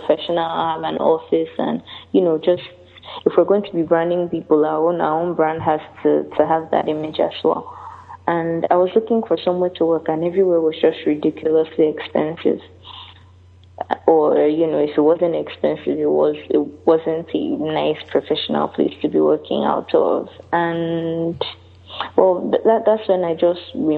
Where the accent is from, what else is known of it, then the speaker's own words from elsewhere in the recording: Lagos, Nigeria; also born or lived in United Kingdom; I'm Nigerian and I'm in Lagos. I've lived here all my life.